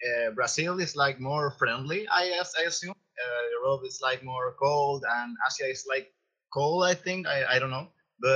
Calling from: Valparaiso, Chile; I am calling from Chile, Valparaiso.

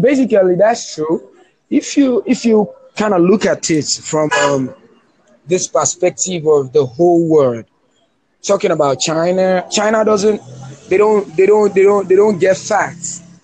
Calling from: Lagos, Nigeria; I'm calling you from Nigeria, Lagos

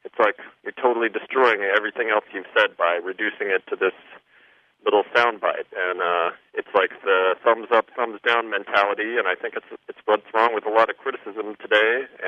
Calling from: Chicago, Illinois, United States; This is …. I'm calling from Chicago.

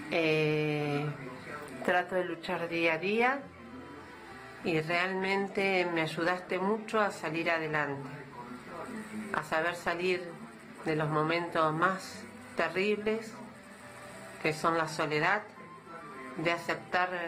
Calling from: Santa Fe, Argentina; de Santa Fe te doy gracias por todos tus programas

